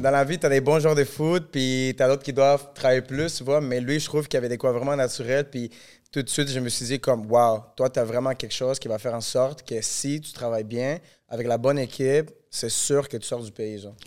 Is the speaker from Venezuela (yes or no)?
yes; Venezuela; now in Montreal, Canada; je viens du Venezuela